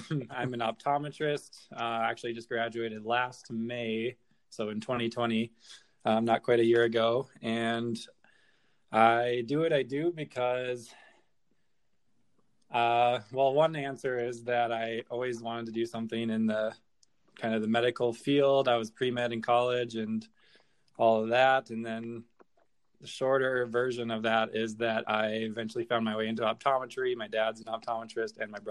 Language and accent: English; North Dakota, United States; moved away as an adult; also born or lived in Chicago; I grew up in North Dakota, high school, went to college at University of North Dakota in Grand Forks